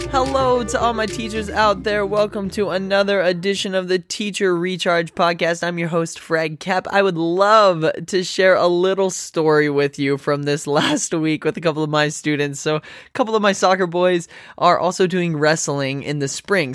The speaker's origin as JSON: {"language": "English", "region": "Texas", "country": "United States", "tie": "born or raised there", "moved": "yes", "lives_now": "Wichita, United States", "said": "I grew up in Texas. I live in Wichita, Kansas"}